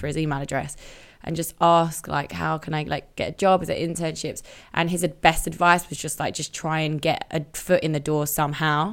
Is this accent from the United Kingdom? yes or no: yes; Romford, London, United Kingdom; I grew up in Romford